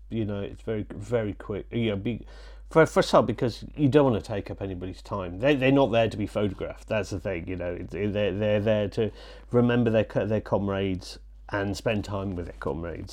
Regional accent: Leeds, Yorkshire and the Humber, United Kingdom; also born or lived in Wales; I'm from Wales and I was brought up in Yorkshire

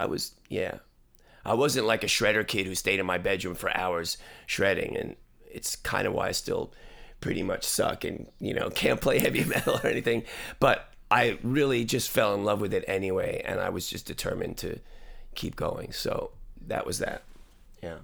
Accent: New York, United States; now in Los Angeles, United States; I grew up in New York in the seventies

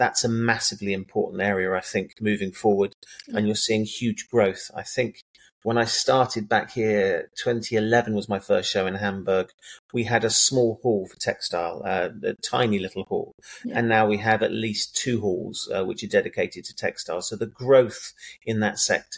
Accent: England, United Kingdom; just because I'm English doesn't mean that I have a typical English mentality

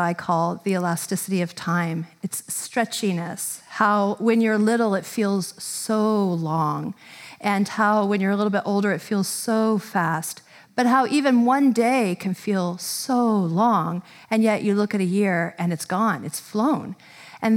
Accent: Tallahassee, Florida, United States; moved away; I did a part of my growing up in Tallahassee, Florida.

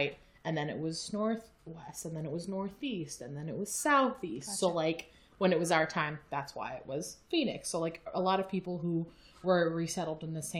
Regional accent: Paveh, Kermanshah Province, Iran; born there; So I was born in Pawa, which is a region of Iranian-occupied Kurdistan. My family is originally Kurdish from Iraqi-occupied Kurdistan, but I wasn't born in the same area as my family because of war.

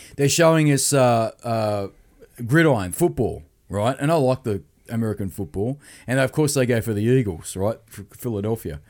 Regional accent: Sydney, New South Wales, Australia; we're from Australia. He goes, where from? And we go, Sydney.

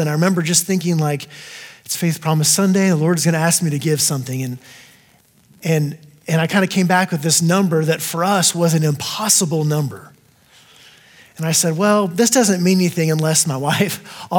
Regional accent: Texas, United States; also born or lived in El Paso, Texas; I am from Texas as well originally

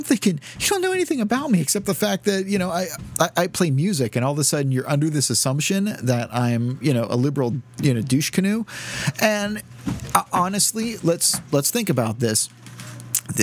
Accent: Southern United States, United States; and I'm from the South, and I'm a godless atheist, redneck, liberal, and stuff.

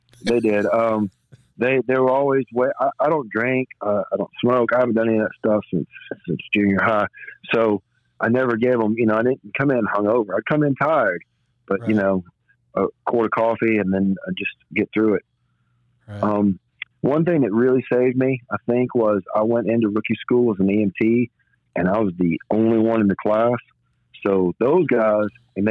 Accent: Birmingham, Alabama, United States; born and raised in Birmingham, Alabama

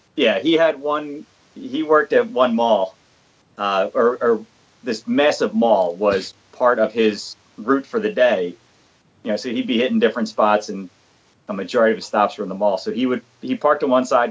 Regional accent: Philadelphia, Pennsylvania, United States; where I grew up in Philadelphia

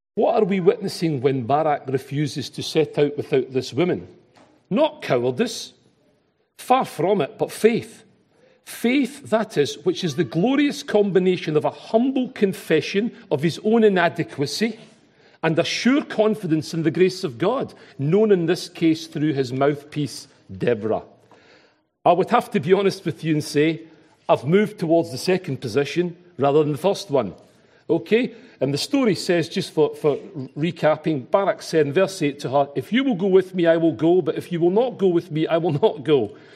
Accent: Glasgow, Scotland, United Kingdom; accent: Glaswegian; my Glaswegian accent

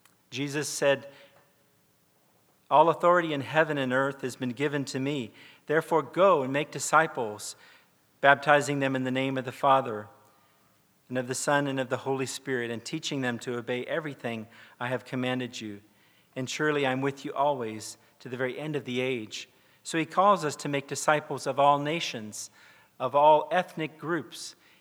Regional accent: South Korea; I grew up in South Korea. My parents were missionaries with the Presbyterian Church

